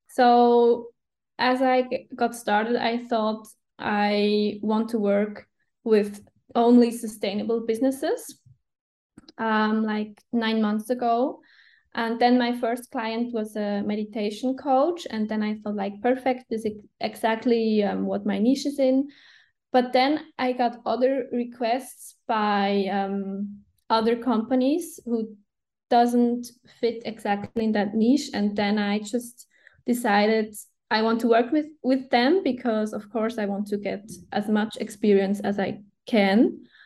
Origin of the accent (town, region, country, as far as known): Switzerland; first language Swiss German; English is a second language